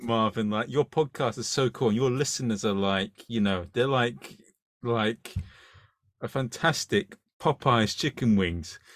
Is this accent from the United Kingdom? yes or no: yes; United Kingdom; I'm British